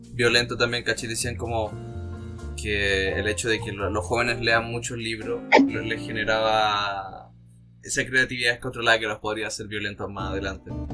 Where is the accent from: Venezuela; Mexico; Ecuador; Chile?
Chile